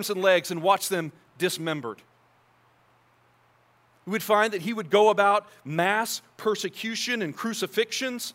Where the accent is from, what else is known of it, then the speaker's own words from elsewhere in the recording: United States; as an American Christian